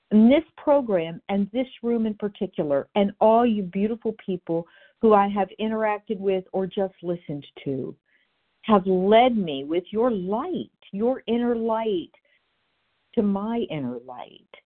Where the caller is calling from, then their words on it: Florida, United States; I'm in Florida, and I am recovered happily today.